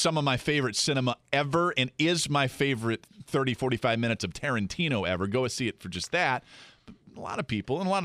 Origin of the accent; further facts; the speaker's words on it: the Northwest, Pacific Northwest, United States; now in New Orleans, United States; I'm from a different part of the country. I grew up in the Northwest.